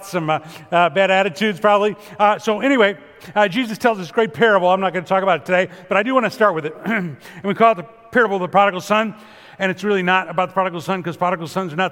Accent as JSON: {"language": "English", "town": "Chicago", "region": "Illinois", "country": "United States", "tie": "born or raised there", "moved": "yes", "said": "growing up in Chicago"}